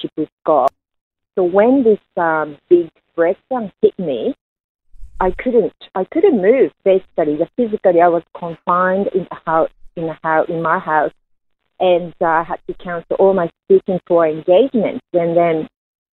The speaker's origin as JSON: {"language": "English", "country": "Japan", "tie": "born or raised there", "said": "I was born in Japan as a third generation Korean descendant. And when I was growing up in Japan"}